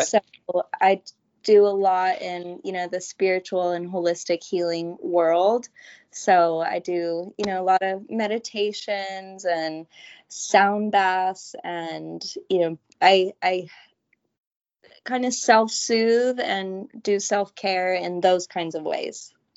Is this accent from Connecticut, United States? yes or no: no; Southern California, United States; I'm born and raised in Southern California, never left